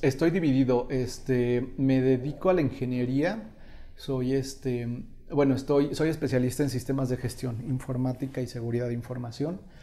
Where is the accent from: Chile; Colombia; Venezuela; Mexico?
Mexico; como raza mexicana somos artistas